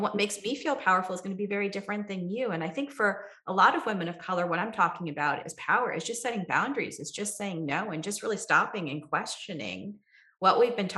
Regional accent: Kerala, India; now in United States; I come from Kerala, India, right? where Ayurveda was born.

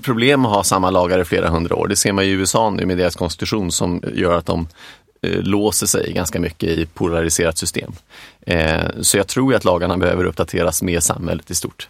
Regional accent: Stockholm, Stockholm County, Sweden; also born or lived in Boden / Lund / England; jag är uppvuxen, i, jag är från Stockholm

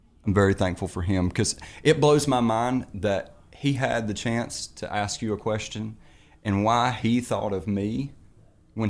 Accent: North Carolina, United States; I'm from North Carolina, and I'm a teacher and a farmer

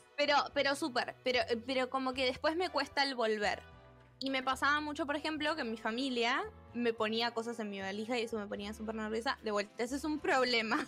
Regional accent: Argentina; siendo argentinos

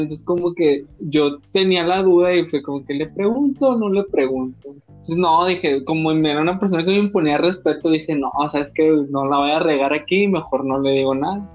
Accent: Sinaloa, Mexico; somos nosotros los sinaloenses

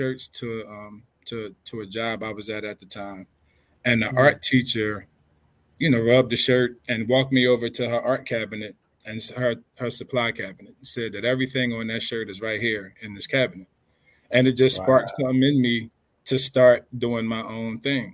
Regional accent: Philadelphia, Pennsylvania, United States; also born or lived in Trenton, New Jersey; now in Chicago, United States; So I'm originally from Philadelphia

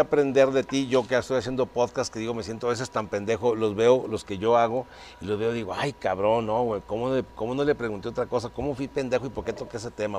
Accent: Torreón, Coahuila, Mexico; yo soy de Torreón

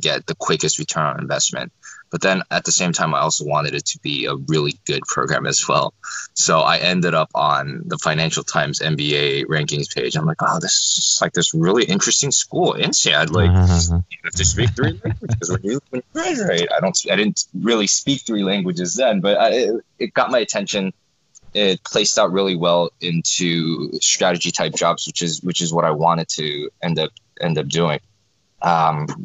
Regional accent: South Florida, United States; also born or lived in South Korea; I was born in Korea, lived there till I was six. Parents and I immigrated to the United States in 1995. Grew up in South Florida

